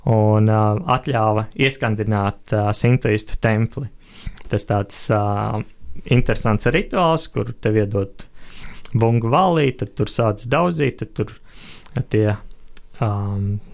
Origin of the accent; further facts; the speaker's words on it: Latvia; es esmu otrais no Latvijas